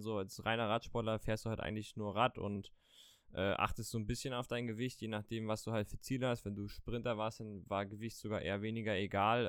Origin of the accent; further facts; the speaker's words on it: Mecklenburg-Vorpommern, Germany; wir beide kommen aus dem wunderschönen Mecklenburg-Vorpommern